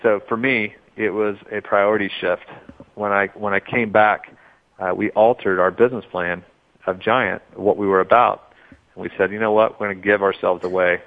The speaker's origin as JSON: {"language": "English", "region": "Oklahoma", "country": "United States", "tie": "born or raised there", "said": "I grew up in Oklahoma as an entrepreneur with my family"}